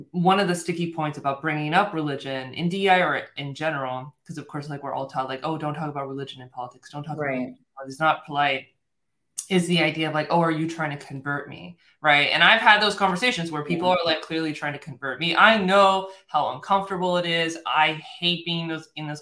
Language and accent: English; United States; I'm American, I'm born and raised in the United States